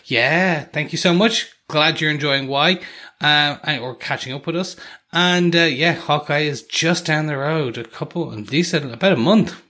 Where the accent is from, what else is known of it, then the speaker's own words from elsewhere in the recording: Ireland; me coming from Ireland